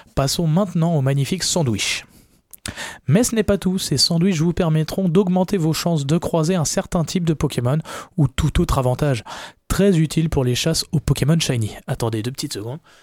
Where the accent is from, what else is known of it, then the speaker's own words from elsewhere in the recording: France; on est français, voilà, on parle français